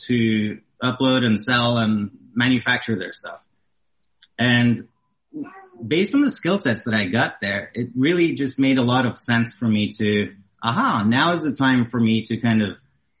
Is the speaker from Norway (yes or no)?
yes; Norway; moved away as an adult; I'm originally from Norway in Europe